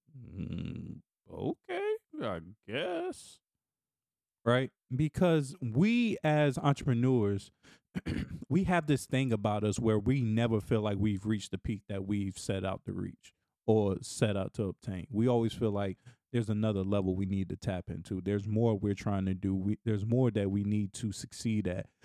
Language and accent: English; Raleigh, North Carolina, United States; moved away as an adult; now in Washington, D.C., United States; my hometown of Raleigh, North Carolina